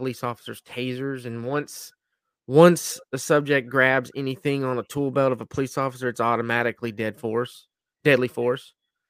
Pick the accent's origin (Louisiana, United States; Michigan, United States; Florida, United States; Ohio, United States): Florida, United States; Chipley; moved away; my little hometown out of Chipley had a shooting.